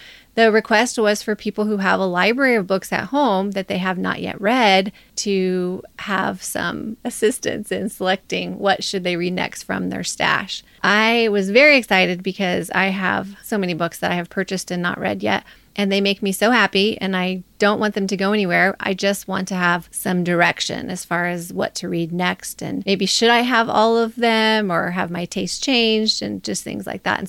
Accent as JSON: {"language": "English", "region": "Nevada", "country": "United States", "said": "I'm from Northern Nevada. I would say I'm the first."}